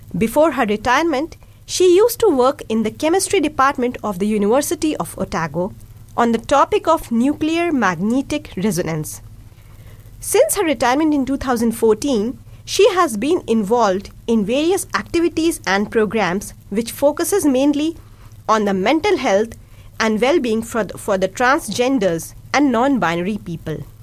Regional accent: India; first language Hindi and Urdu; English is a second language; now in Dunedin, New Zealand; I'm from India and a mom of a two year old kid. Along with English, I can speak Hindi and Urdu, both of which are my mother tongues.

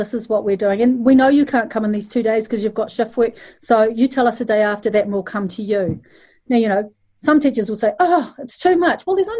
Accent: Malaysia; I'm from Malaysia

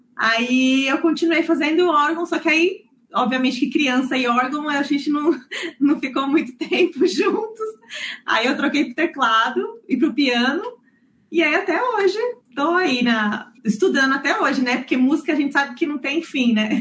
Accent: Santo André, São Paulo, Brazil; now in New Zealand; Eu nasci em São Paulo, é, no, no ABC Paulista, para ser mais exata, em Santo André

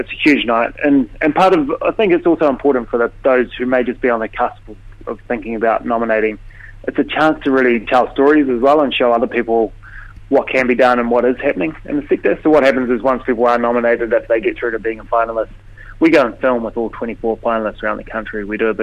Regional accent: Otago, New Zealand; moved away; also born or lived in Dunedin; I grew up in the Catlins and spent my time in Dunedin

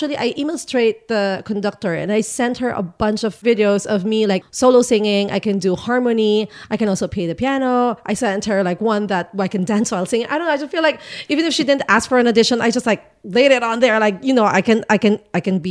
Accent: Philippines; now in Christchurch, New Zealand; I grew up there.

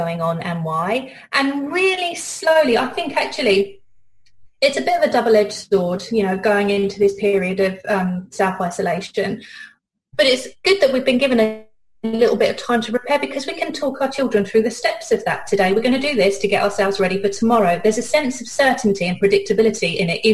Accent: United Kingdom; accent: British; now in New Zealand; my accent, I'm British

